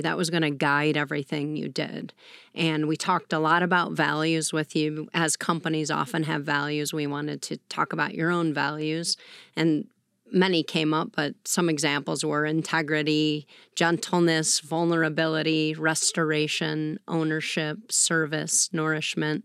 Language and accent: English; west suburbs of Chicago, Illinois, United States; moved away as an adult; also born or lived in Washington, D.C.; I hail from Chicagoland, so west suburbs of Chicago. I'm one of eight kids, so that was a huge part of my upbringing